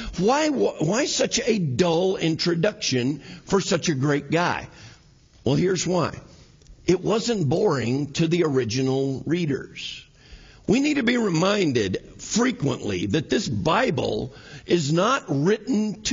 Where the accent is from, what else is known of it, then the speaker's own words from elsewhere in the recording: New Mexico, United States; I'm from New Mexico